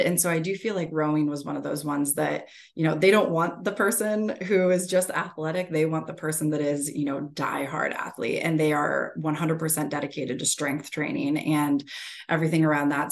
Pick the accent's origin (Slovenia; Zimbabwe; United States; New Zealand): United States; Erie, Pennsylvania; moved away as an adult; also born or lived in West Virginia / Charlotte; grew up in Erie, Pennsylvania.